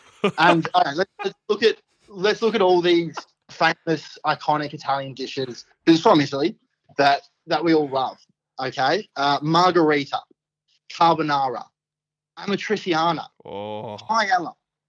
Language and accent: English; Australia; accent: Australian drawl; we're Australian. We have that Australian drawl.